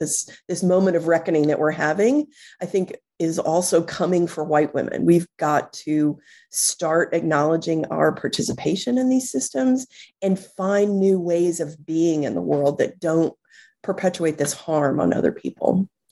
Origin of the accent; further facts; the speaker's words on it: Texas, United States; moved away as an adult; now in New York City, United States; I was born and raised in Texas